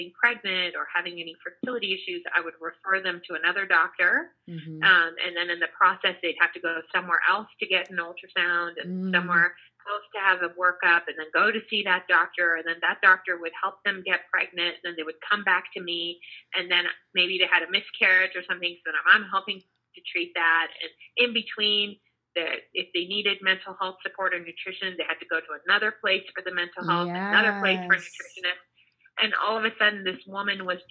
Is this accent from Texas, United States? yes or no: yes; Houston, Texas, United States; moved away as an adult; now in New York, United States; I grew up in Houston, Texas